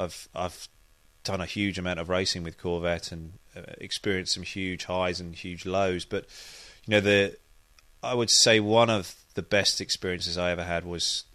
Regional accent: United Kingdom; And it's also strange because I'm a Brit and I'm driving for the American manufacturer and the big American team.

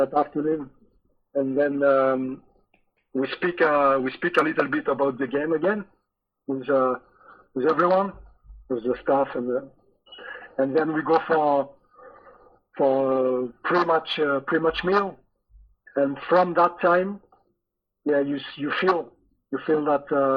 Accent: France; English is a second language; moved away as an adult; also born or lived in Scotland; you're French and you arrive in a in Scotland in a new club

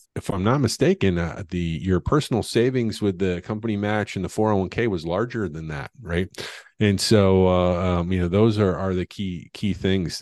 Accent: the Ozarks, United States; I'm from the Ozarks, and you know, to be honest, money was qu- quite frankly was very rare period amongst anyone in the community

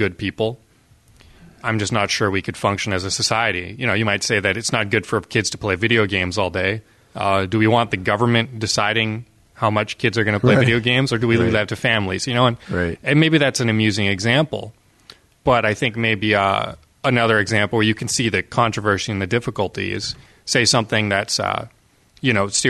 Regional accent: Canada; as a Canadian

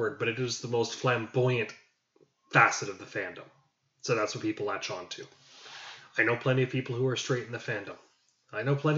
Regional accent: Canada; I'm Canadian

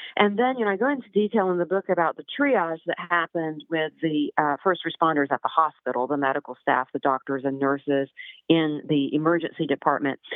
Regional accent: Waverly, Tennessee, United States; now in Nashville, United States; I grew up in Waverly. Waverly's my hometown

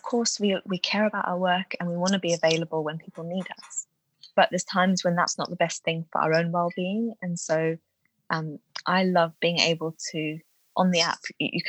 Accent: South Africa; moved away; I grew up in South Africa

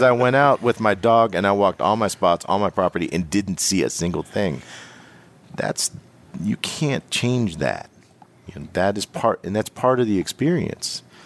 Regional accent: Western Pennsylvania, United States; I'm from Western P

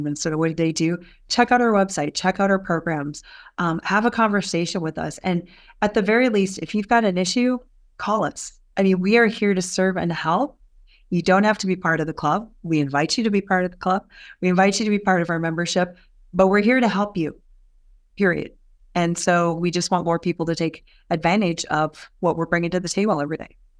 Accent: Albert Lea, Minnesota, United States; now in Minneapolis, United States; I grew up in Albert Lee.

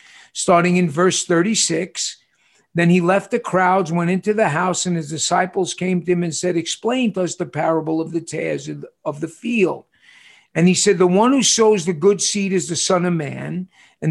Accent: New York City, New York, United States; moved away; when I was growing up in New York City

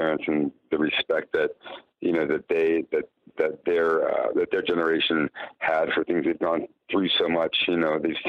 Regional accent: York, Pennsylvania, United States; moved away as an adult; also born or lived in Washington, D.C. area / Virginia / Bethesda, Maryland / Miami Beach, Florida; now in Chicago, United States; I grew up in York, Pennsylvania.

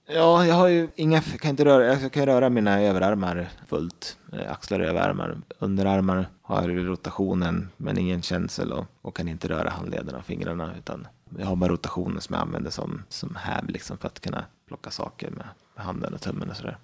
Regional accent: Västerås, Västmanland, Sweden; also born or lived in Uppsala; Jag kommer från eh, Västerås, född och uppvuxen där. Jag har bott där i hela mitt liv

